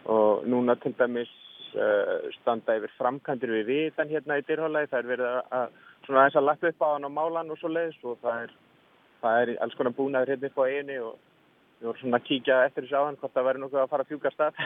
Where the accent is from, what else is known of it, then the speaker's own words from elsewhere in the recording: Reykjavík, Capital Region, Iceland; Ég er frá Reykjavík.